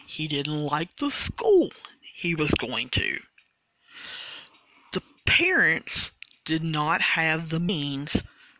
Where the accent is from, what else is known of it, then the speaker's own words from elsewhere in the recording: Sudan; English is a second language; And I know that some of you can't understand because of my accent. It's Sudan. It's the country of Sudan.